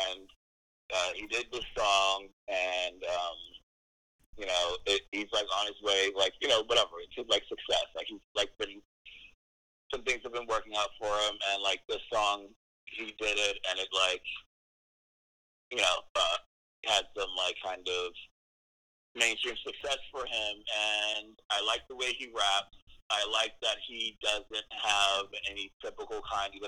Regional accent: United States; I'm an American.

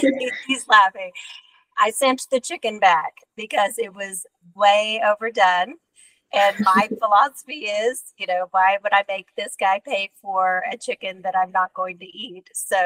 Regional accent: Texas, United States; I'm a Texan

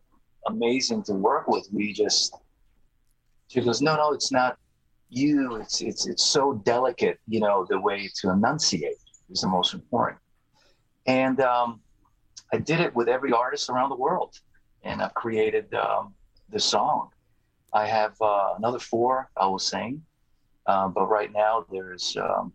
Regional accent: Croatia; moved away; I was born in Croatia and I speak fluently.

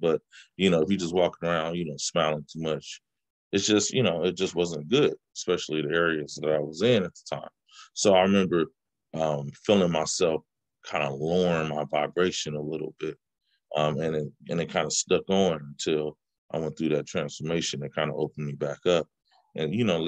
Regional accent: Bay Area, California, United States; also born or lived in Richmond, California / Oakland, California; I'm from the Bay Area, and I bounced between it's a small city called Richmond and a city that's east of San Francisco called Oakland

